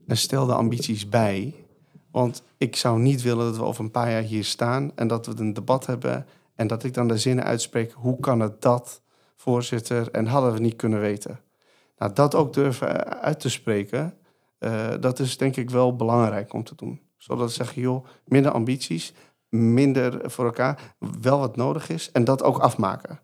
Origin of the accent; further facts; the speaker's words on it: Iran; now in Netherlands; Ik kom natuurlijk uit het Midden-Oosten, Koerdisch stadje in Iran